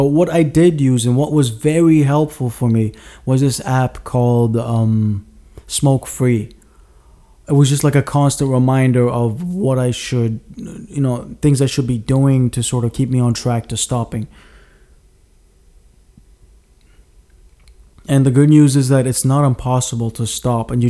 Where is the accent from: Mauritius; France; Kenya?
Mauritius; moved away; I grew up in Mauritius for a number of years.